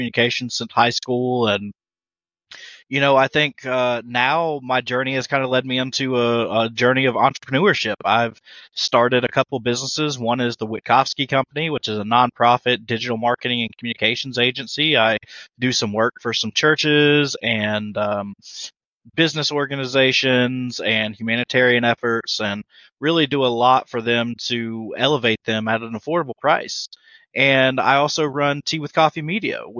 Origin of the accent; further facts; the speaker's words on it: Leland, North Carolina, United States; I'm from Leland, North Carolina